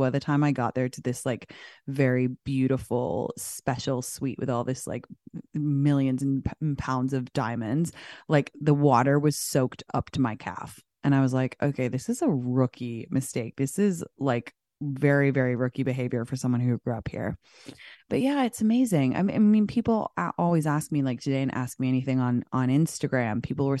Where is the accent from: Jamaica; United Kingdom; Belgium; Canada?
United Kingdom; London; moved away as an adult; I'm from London originally. I know I sound like a Valley girl, but I grew up in London until I was 19, and my parents still live here.